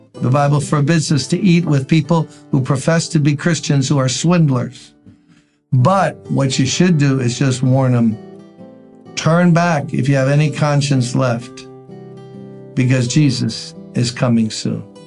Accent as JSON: {"language": "English", "town": "New York City", "region": "New York", "country": "United States", "tie": "born or raised there", "said": "I grew up in Brooklyn."}